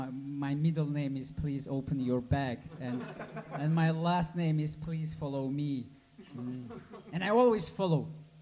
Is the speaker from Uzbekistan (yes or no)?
yes; Uzbekistan; And, I'm from Uzbekistan.